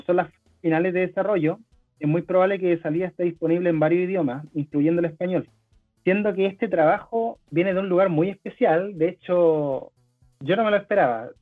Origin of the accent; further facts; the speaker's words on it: Venezuela; soy venezolano